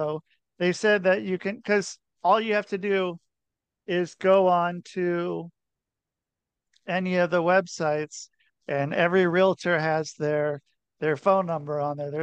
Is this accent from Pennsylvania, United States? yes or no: no; Portland, Oregon, United States; now in Connecticut, United States; I'm from Portland, Oregon